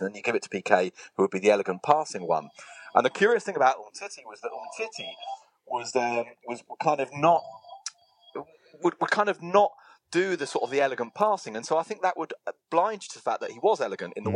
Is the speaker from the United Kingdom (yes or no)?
yes; England, United Kingdom; moved away as an adult; now in Spain; I'm too English in this, even after God knows how many years in Spain